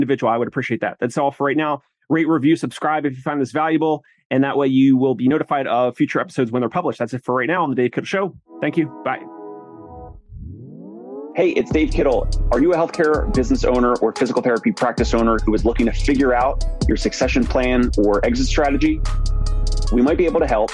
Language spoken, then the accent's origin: English; New Jersey, United States; I'm from South Jersey, so big Philly sports fan.